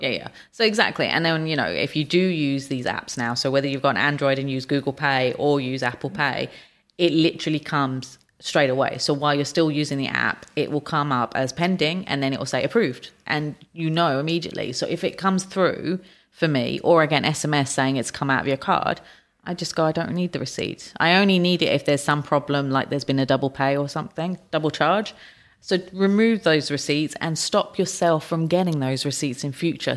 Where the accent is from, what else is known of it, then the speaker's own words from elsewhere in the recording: United Kingdom; moved away; my home country is the U K